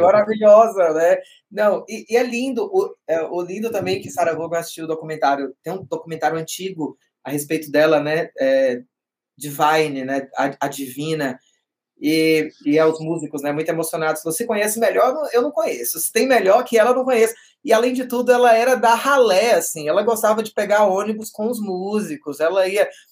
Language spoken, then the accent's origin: Portuguese; Vitória da Conquista, Bahia, Brazil; moved away as an adult; now in São Paulo, Brazil; eu sou do interior da Bahia, de uma cidade é, de porte médio, né, a terceira maior da Bahia